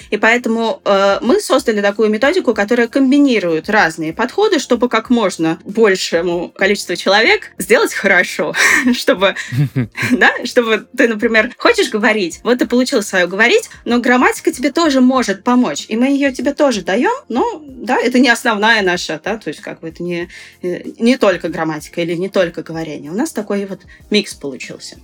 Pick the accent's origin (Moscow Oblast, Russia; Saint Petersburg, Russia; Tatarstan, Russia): Saint Petersburg, Russia; я сама из Питера